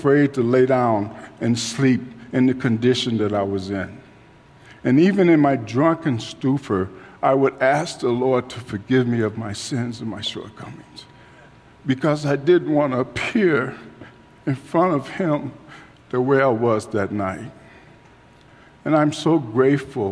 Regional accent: Chicago, Illinois, United States; I grew up in Chicago, and I was out in the streets

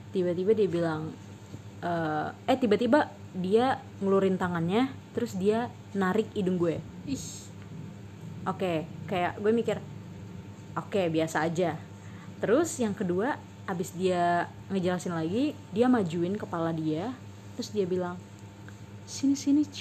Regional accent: Palembang, South Sumatra, Indonesia; now in Bandung, Indonesia; jadi gue kerja di Bandung intinya gue kerja di Bandung terus kota asal gue di Palembang

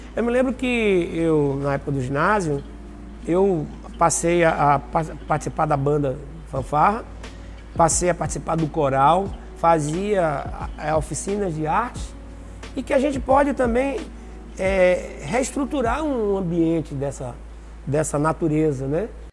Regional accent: Ipiaú, Bahia, Brazil; also born or lived in Jequié, Bahia / Salvador, Bahia; now in Itabuna, Brazil; eu nasci na realidade em Piauí, mas fui registrado em Jiquié, né? São cidades também do, do eixo da região cacaueira

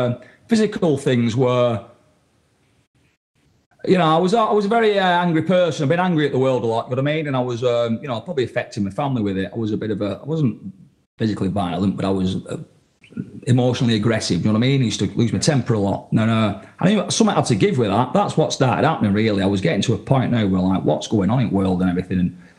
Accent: England, United Kingdom; because I come from England, I was interested in what's going on in Europe

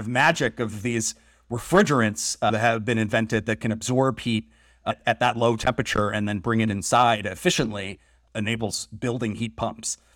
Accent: Massachusetts, United States; moved away; I grew up in the Northeast. I grew up in New England in Massachusetts, and the house I grew up

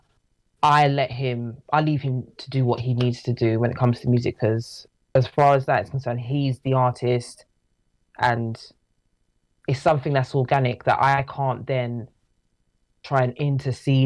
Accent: London, United Kingdom; We're both from London, Southeast London, to be exact

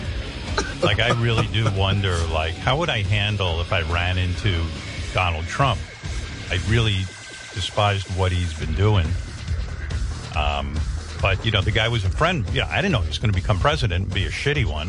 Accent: Northeast, United States; I grew up in the Northeast

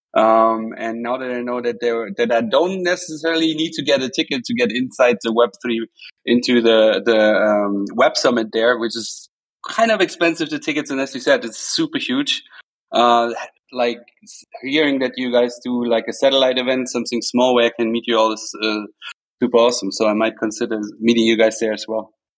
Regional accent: Cologne, North Rhine-Westphalia, Germany; Cologne, which is like almost my hometown

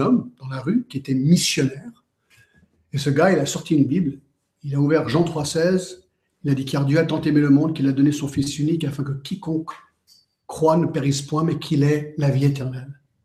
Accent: Geneva, Switzerland; j'ai grandi à Genève

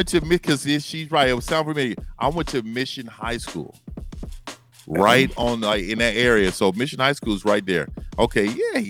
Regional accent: San Francisco, California, United States; I'm from San Francisco, born and raised Fillmore.

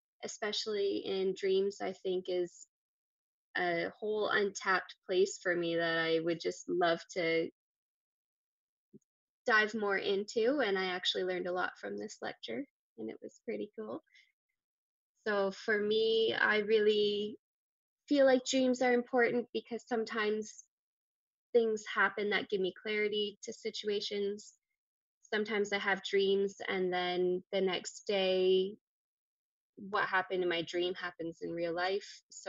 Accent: Ontario, Canada; I'm from Ontario too

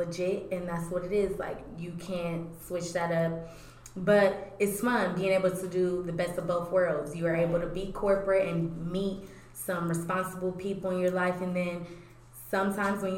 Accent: New York City, New York, United States; now in Ohio, United States; I was born in Brooklyn, New York, Brookdale Hospital. I was born in Brooklyn, and then I came here in 2001, so I'm currently in Ohio, and I've been here ever since

